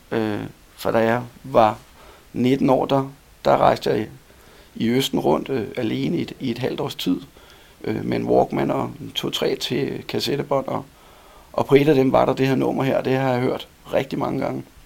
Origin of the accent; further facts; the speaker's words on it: Copenhagen, Capital Region of Denmark, Denmark; moved away as an adult; now in Helsingør, Denmark; jeg er født i København, og er indfødt københavner, kan man sige. Jeg har boet på Nørrebro, Østerbro, Vandløse